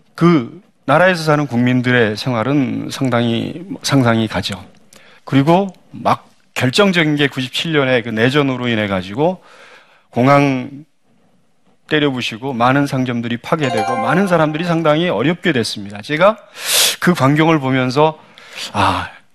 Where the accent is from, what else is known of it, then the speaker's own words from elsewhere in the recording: South Korea; also born or lived in Cambodia; 한국 사람으로서 외국 그 은행에 근무하면서